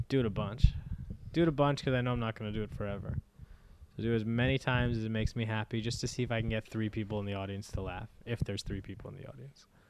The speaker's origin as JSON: {"language": "English", "country": "United States", "said": "as an American"}